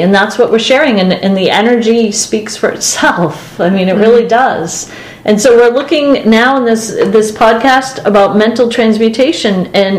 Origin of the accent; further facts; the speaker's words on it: Boston, Massachusetts, United States; Well, they can't tell from my accent, but probably from yours. Yeah, we're from Boston.